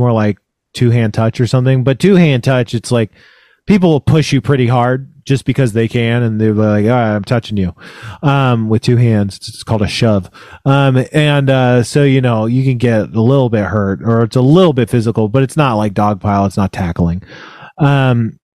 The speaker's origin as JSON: {"language": "English", "town": "Elk Grove", "region": "California", "country": "United States", "moved": "yes", "said": "I'm from Northern California, Elk Grove, which is right outside of Sacramento"}